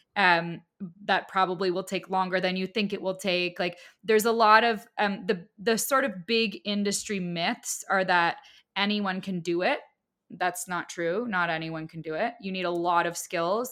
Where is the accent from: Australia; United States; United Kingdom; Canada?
Canada; I'm also Canadian